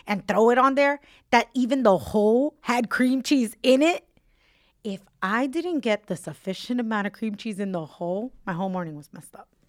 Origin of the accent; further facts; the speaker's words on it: New York City, New York, United States; where I grew up in Williamsburg